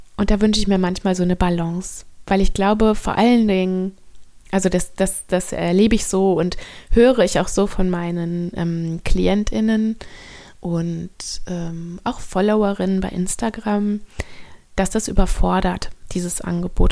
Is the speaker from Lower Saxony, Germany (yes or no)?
no; North Rhine-Westphalia, Germany; moved away as an adult; now in Bornholm, Denmark; Also ich bin in Deutschland am Niederrhein geboren und aufgewachsen